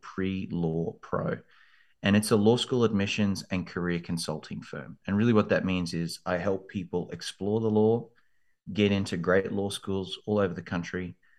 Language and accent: English; Australia; moved away as an adult; also born or lived in London, United Kingdom; now in Texas, United States; I grew up in Australia, as you can probably hear from the accent